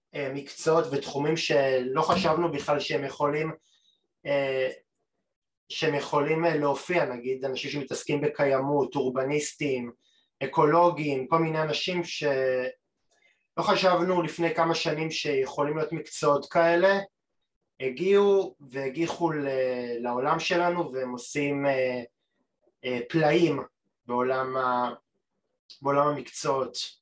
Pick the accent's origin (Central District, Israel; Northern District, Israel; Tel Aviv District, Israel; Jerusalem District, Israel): Tel Aviv District, Israel; Tel Aviv; עבורי כתל כתל אביבי זה אטרקציה